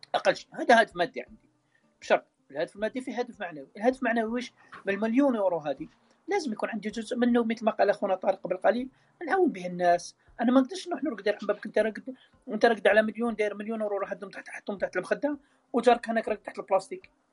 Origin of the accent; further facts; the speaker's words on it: Algeria; احنا كلنا جزائريين